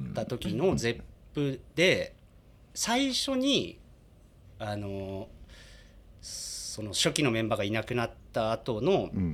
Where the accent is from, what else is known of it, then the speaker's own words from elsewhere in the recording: Yamagata, Japan; moved away as an adult; also born or lived in Tokyo; 地元の山形の高校の同級生です